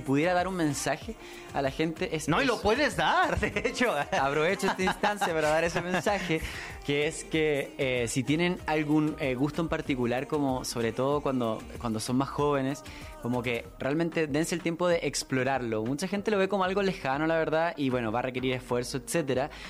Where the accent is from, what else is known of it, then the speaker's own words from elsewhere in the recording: Santiago, Santiago Metropolitan Region, Chile; vengo de Chile, soy de Santiago